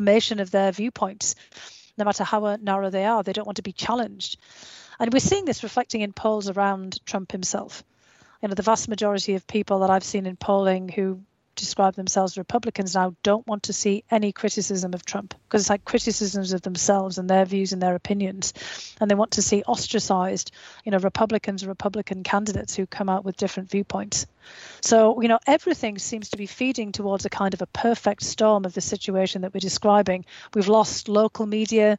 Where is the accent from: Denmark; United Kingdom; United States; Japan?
United Kingdom; growing up in Australia, in the United Kingdom